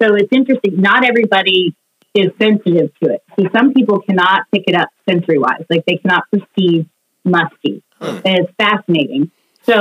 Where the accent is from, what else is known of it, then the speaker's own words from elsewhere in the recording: Kentucky, United States; also born or lived in Cincinnati, Ohio; I'm from the area, born in Cincinnati, and then moved down here when I was in fifth grade. So I've grown up in Kentucky